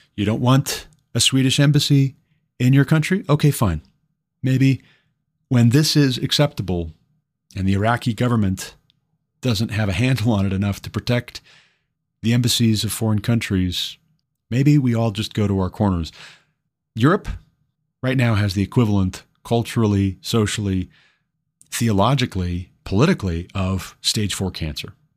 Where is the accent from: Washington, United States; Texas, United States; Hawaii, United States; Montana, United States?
Montana, United States; Glendive; moved away as an adult; my hometown of Glendive, Montana